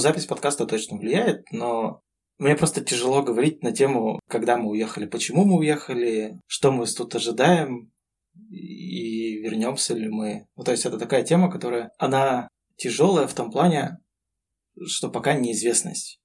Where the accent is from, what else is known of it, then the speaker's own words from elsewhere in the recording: Russia; moved away as an adult; now in Fethiye, Turkey; Мы из России, мы гордимся тем, что мы из России